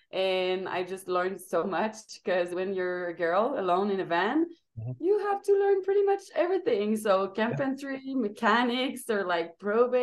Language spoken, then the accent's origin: English; Montreal, Quebec, Canada; moved away; I don't have a home base. But I'm from Montreal, Canada, Quebec